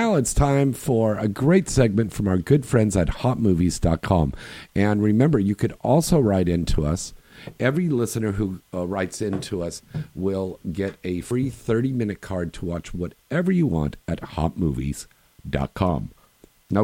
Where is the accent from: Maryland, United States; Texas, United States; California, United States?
California, United States; Bay Area; we're both from the Bay Area.